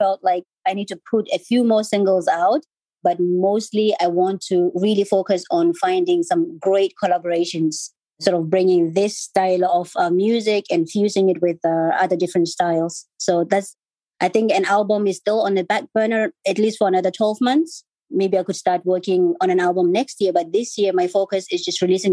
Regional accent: Botswana; moved away as an adult; also born or lived in Zimbabwe; now in United Kingdom; growing up in Botswana, for me, it was just quite a privilege.

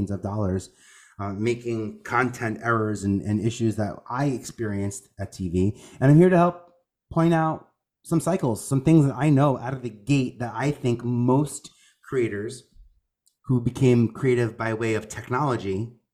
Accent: New York, United States; I'm originally from New York.

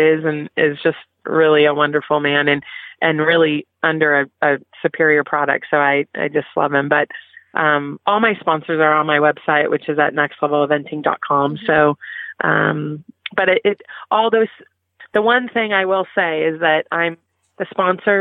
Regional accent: California, United States; I grew up in California, where reining and the sports medicine boots were very popular.

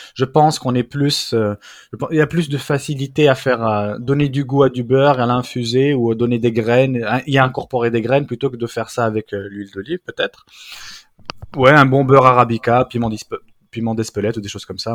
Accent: Brittany, France; je suis un vrai breton.

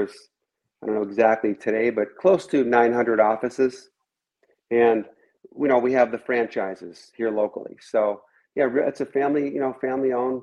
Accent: Chicago, Illinois, United States; now in Southwest Florida, United States; I grew up in Chicago

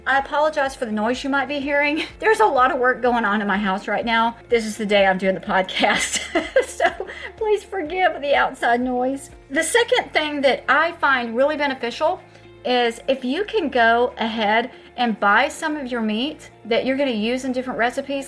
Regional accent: Texas, United States; I'm from Texas.

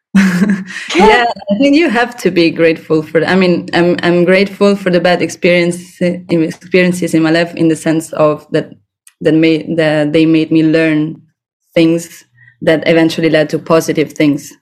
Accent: Rome, Lazio, Italy; now in Barcelona, Spain; I'm from Rome

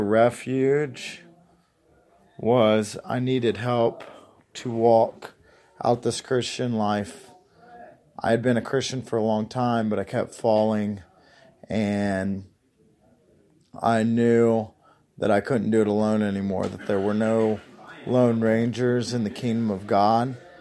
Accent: Union, Kentucky, United States; I'm from Union, Kentucky.

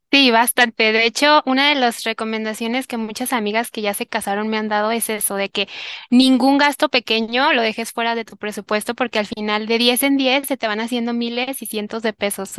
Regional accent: Tepatitlán, Jalisco, Mexico; now in Guadalajara, Mexico; de donde yo soy, que es de Tepatitlán, Jalisco, que es como una hora de aquí

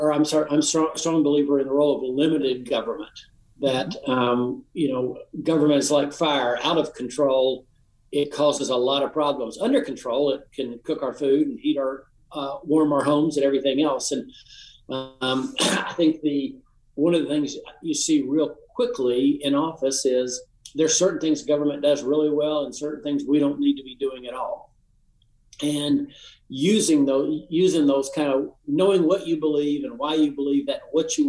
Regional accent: Appalachian Tennessee, United States; I'm from the Appalachian part of the state

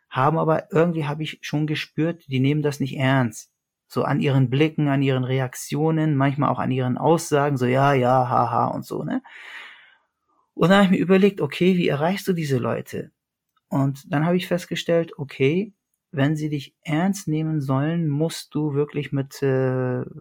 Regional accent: Iskenderun, Hatay, Turkey; born there; Das wäre Iskenderun, da wo ich geboren bin.

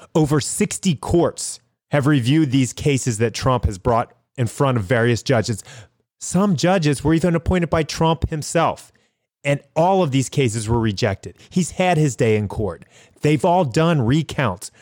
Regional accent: United States; as an American

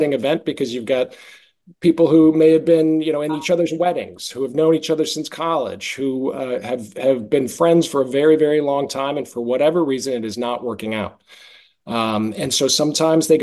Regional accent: Boston, Massachusetts, United States; moved away as an adult; also born or lived in New York; originally from Boston, but I moved to New York after college

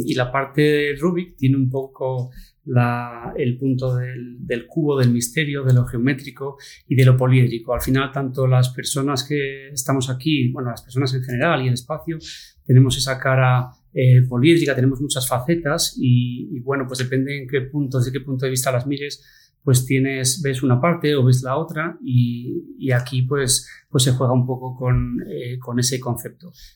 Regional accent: Asturias, Spain; moved away as an adult; somos dos asturianos que hemos hecho un poco mundo y que hemos vuelto

